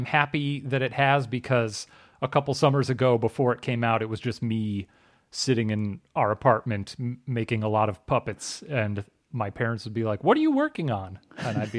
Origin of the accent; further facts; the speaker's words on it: Illinois, United States; I'm from Illinois.